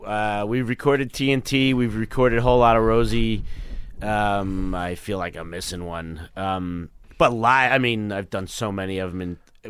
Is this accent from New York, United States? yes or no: yes; New York City, New York, United States; Bayside, Queens.